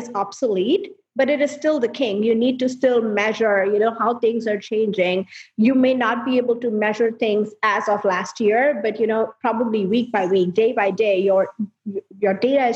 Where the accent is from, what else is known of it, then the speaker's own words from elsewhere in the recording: India; moved away as an adult; now in United States; I was born and raised in India, and then I moved here 8 years